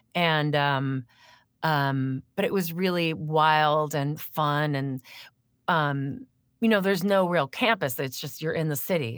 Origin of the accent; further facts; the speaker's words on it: Crystal Lake, Illinois, United States; moved away as an adult; also born or lived in New York City; I grew up in Crystal Lake